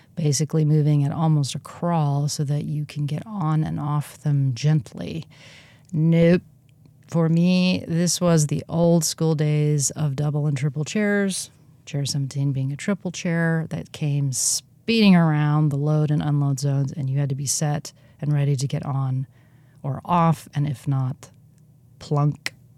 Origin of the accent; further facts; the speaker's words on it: Southern California, United States; growing up in Southern California